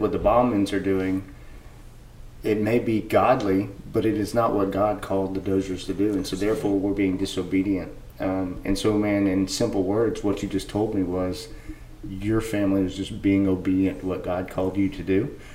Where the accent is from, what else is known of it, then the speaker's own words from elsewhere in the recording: United States; also born or lived in rural Georgia; now in Georgia, United States; as an American and me that has been overseas